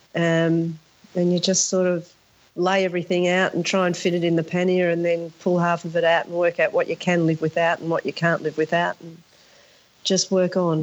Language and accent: English; Sydney, New South Wales, Australia; when I was growing up in Sydney, all of my friends had bikes